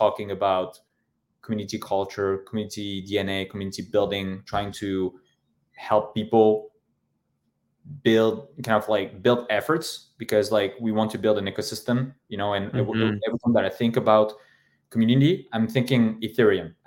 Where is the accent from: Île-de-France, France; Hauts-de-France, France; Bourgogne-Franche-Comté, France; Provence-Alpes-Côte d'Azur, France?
Île-de-France, France; Paris; I'm French, but I'm from Paris. I'm from, you know, the 18th district.